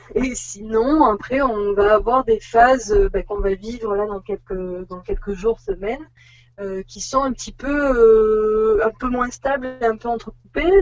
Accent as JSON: {"language": "French", "town": "Bordeaux", "region": "Nouvelle-Aquitaine", "country": "France", "moved": "as an adult", "said": "on est, on va dire de Bordeaux. Voilà, c'est là où on a fait nos études et où nous nous sommes rencontrés"}